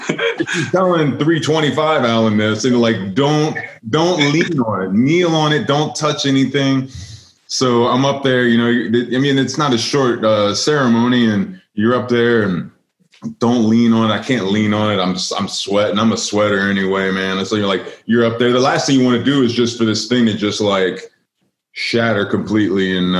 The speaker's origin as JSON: {"language": "English", "region": "Louisiana", "country": "United States", "said": "yeah, I come from Louisiana, you come from California."}